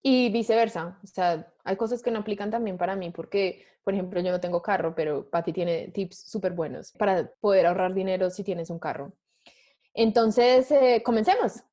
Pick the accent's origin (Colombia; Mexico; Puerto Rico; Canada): Colombia; moved away; una nómada digital colombiana